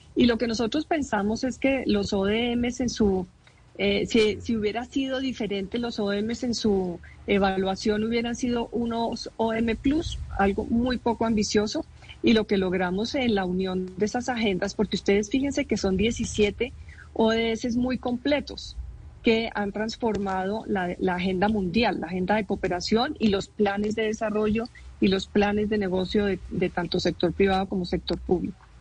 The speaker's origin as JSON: {"language": "Spanish", "country": "Colombia", "said": "soy orgullosa como colombiana de que hayan surgido en Colombia"}